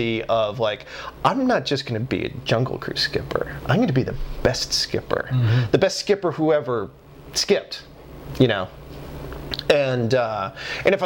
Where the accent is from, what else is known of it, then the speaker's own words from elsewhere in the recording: Pennsylvania, United States; I'm from Pennsylvania